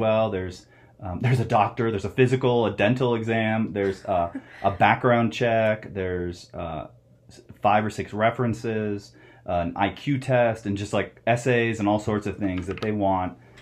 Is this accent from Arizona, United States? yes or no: yes; Phoenix, Arizona, United States; also born or lived in Ohio; now in Flagstaff, United States; I grew up in Phoenix. Uh, I was born in Ohio, but like a lot of people, we moved to Arizona